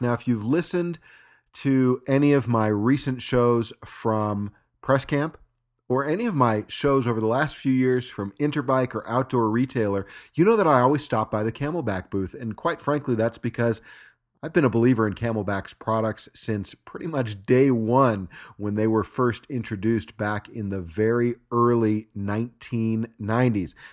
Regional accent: Los Angeles, California, United States; moved away as an adult; now in Park City, United States; Los Angeles is my hometown. I've only been here in Park City, Utah for four years

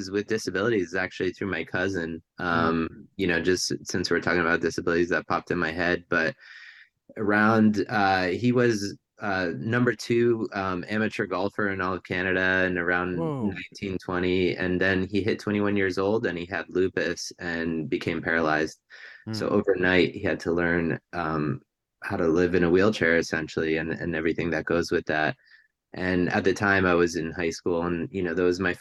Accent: Hunterdon County, New Jersey, United States; I grew up in a pretty rural part of New Jersey at the time, Hunterdon County, New Jersey

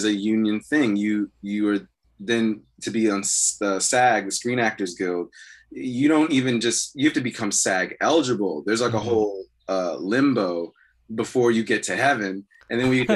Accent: Prince George's County, Maryland, United States; also born or lived in Atlanta, Georgia / Montgomery County, Maryland / Washington, D.C.; Back where I'm from in Maryland, like, well, I'm from Prince George's County, D.C., and then we moved to Atlanta for 6-7 years. But when we moved back for, like, high school, was Montgomery County.

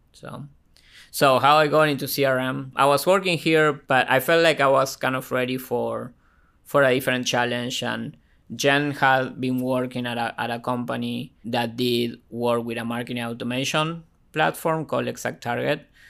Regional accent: Argentina; now in Ohio, United States; I was born and raised in Argentina

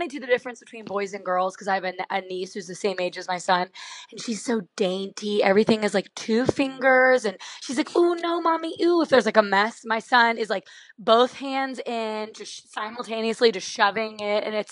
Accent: outside of Pittsburgh, Pennsylvania, United States; moved away as an adult; also born or lived in South Carolina; I grew up in outside of Pittsburgh.

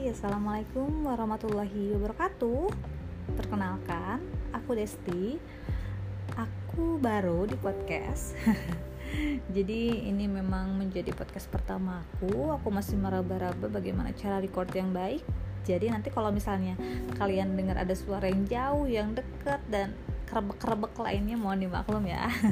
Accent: Sukabumi, West Java, Indonesia; moved away as an adult; now in Bandung, Indonesia; aku lahir dan dibesarkan di Sukabumi

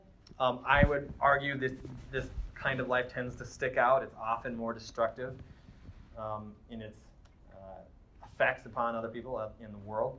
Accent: Midwest, United States; I'm from the Midwest

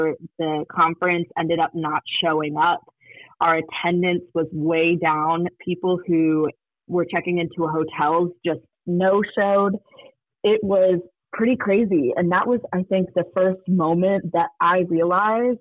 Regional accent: Detroit, Michigan, United States; also born or lived in Charlotte, North Carolina; now in Atlanta, United States; I live in Atlanta, Georgia. I previously lived in Charlotte, North Carolina, through route of growing up in Detroit, Michigan.

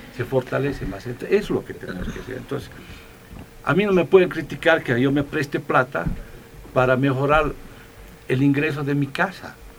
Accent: Bolivia

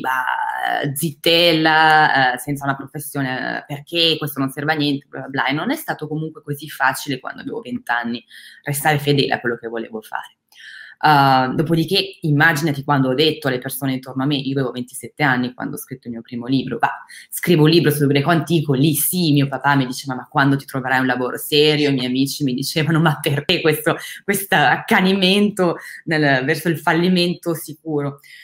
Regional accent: Crema, Lombardy, Italy; moved away as an adult; now in France; Il liceo classico l'ho fatto in Lombardia e sono nata a Crema, in ah. provincia di Cremona

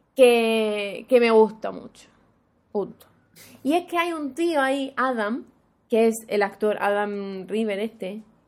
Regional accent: Andalusia, Spain; para mí que soy andaluza

